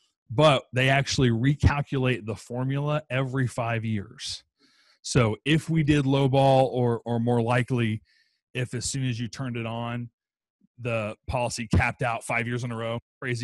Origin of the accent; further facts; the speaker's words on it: Texas, United States; I'm from Texas